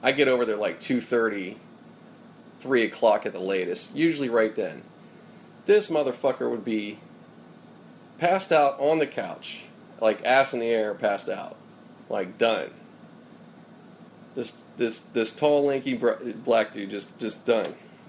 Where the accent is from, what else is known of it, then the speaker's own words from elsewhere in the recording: Pittsburgh, Pennsylvania, United States; now in California, United States; when I got out here to California from Pennsylvania, out in Pittsburgh. So I came from Pittsburgh in September of 98.